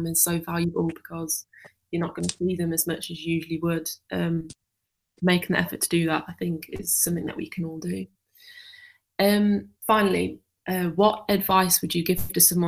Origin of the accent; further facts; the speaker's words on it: Yorkshire and the Humber, United Kingdom; accent: Yorkshire; my Yorkshire accent